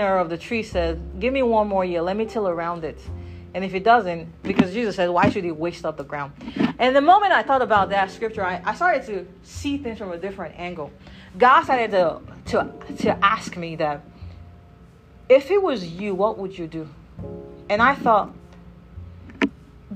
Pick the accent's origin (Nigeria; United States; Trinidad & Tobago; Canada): Nigeria; moved away; I come from Nigeria.